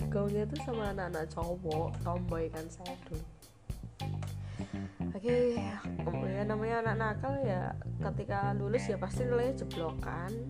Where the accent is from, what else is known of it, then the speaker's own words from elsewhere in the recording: Klaten, Central Java, Indonesia; keinginan untuk daftar di sekolah favorit di Klaten ya kan saya sekolah saya orang Klaten